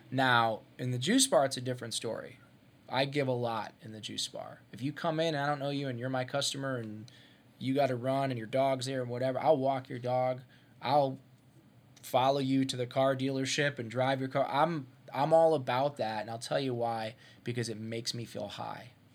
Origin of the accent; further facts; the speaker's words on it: Ohio, United States; moved away; I'm from Ohio. I grew up in Ohio